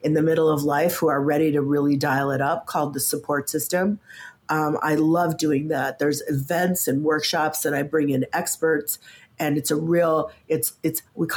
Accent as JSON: {"language": "English", "region": "Midwest", "country": "United States", "tie": "born or raised there", "said": "And I grew up in the Midwest."}